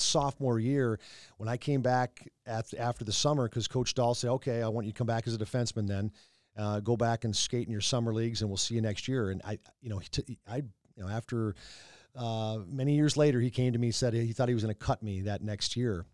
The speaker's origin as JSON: {"language": "English", "town": "North Saint Paul", "region": "Minnesota", "country": "United States", "tie": "born or raised there", "said": "growing up in North Saint Paul"}